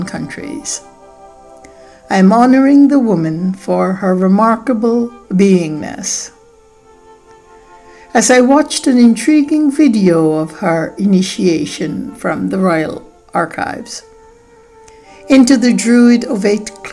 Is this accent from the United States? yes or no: no; Guyana; I was born in British Guiana in the year of Queen Elizabeth's ascension to the throne.